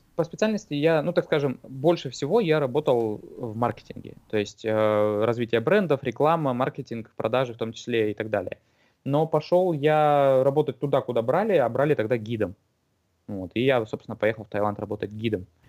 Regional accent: Irkutsk, Irkutsk Oblast, Russia; moved away as an adult; also born or lived in Moscow / Thailand; now in New Zealand; в России и в Иркутске, откуда я родом

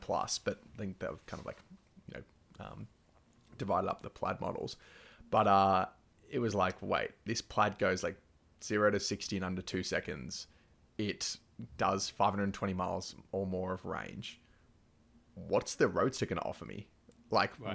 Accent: Victoria, Australia; in Victoria, like my home state

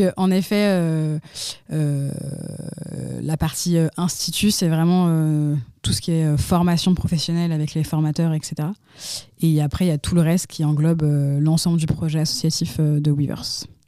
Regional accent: Lyon, Auvergne-Rhône-Alpes, France; also born or lived in Turkey / Montreal, Canada / Mexico; je suis lyonnaise. J'ai plus ou moins toujours un peu grandi euh, autour de Lyon

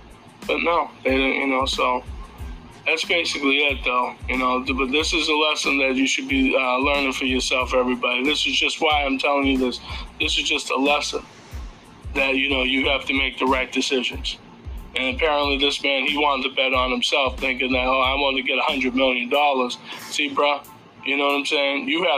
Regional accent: Boston, Massachusetts, United States; and I'm from Boston, and I'm from Massachusetts

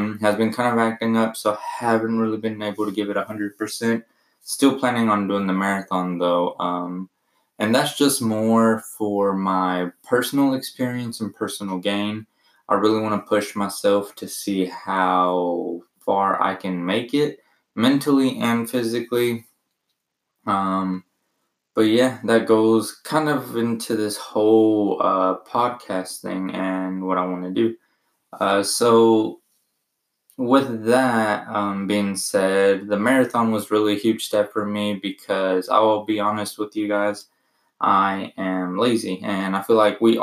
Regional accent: Arkansas, United States; also born or lived in Mexico; I was born in Mexico, lived there for 3 years, moved to the U.S. and have been in Arkansas ever since. I went to school, graduated high school here

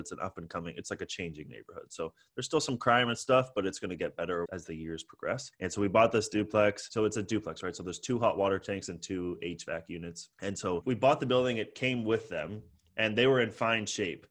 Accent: San Francisco, California, United States; also born or lived in Toronto, Canada; born in Toronto and grew up in San Francisco, I moved here when I was five

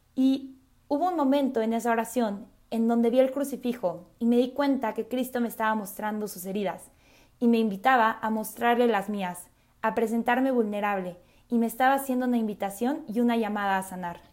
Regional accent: Mexico City, Mexico; also born or lived in Mérida; soy de la Ciudad de México

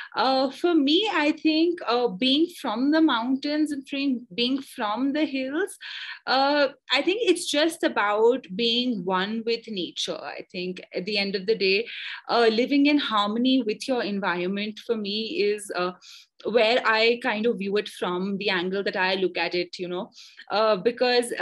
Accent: Nainital, Uttarakhand, India; also born or lived in Bangalore; I was born in Nainital, brought up in Nainital

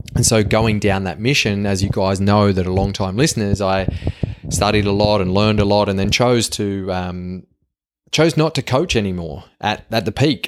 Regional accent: Australia; accent: Yobo Aussie; my Yobo Aussie accent

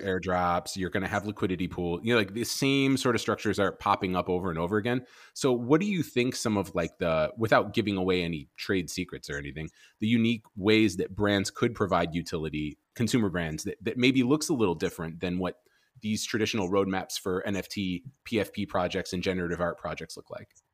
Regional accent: Chicago, Illinois, United States; moved away; I'm from Chicago originally

